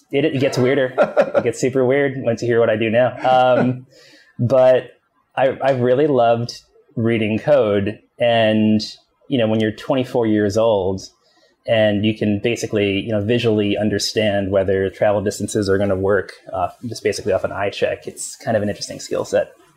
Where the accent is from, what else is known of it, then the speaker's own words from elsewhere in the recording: Long Island, New York, United States; also born or lived in Queens, New York; I grew up in Long Island, but was actually born in Queens.